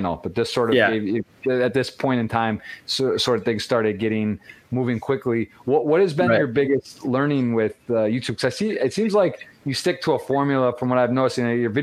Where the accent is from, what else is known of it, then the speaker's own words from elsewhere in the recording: Michigan, United States; I'm from Michigan. Also got the Midwest background